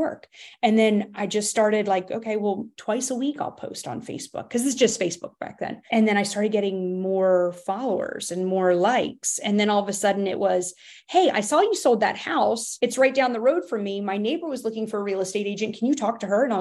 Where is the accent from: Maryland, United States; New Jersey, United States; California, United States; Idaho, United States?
Maryland, United States; Baltimore; moved away as an adult; now in Raleigh, United States; I was new to Raleigh, and I was born and raised in Baltimore, Maryland.